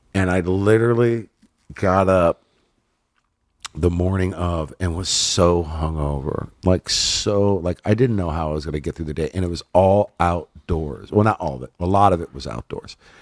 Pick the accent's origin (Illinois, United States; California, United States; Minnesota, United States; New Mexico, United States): California, United States; Inland Empire, Southern; also born or lived in Los Angeles / Hollywood / San Fernando Valley; grew up in the I E, um, and then got out to Hollywood, like, at about twelve, when I was twelve, San Fernando Valley and Hollywood and all that. So, yeah, California native, Southern California